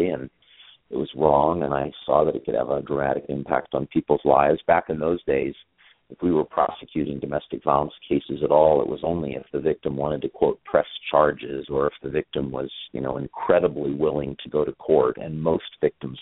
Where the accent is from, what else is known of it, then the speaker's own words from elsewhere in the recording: Northern California, United States; also born or lived in San Diego, California; I grew up in Northern California, went to Stanford University, went to UCLA School of Law